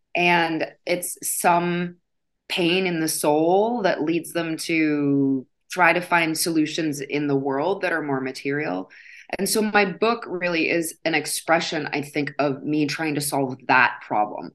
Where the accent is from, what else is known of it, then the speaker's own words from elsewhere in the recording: Midwest, United States; I grew up in the Midwest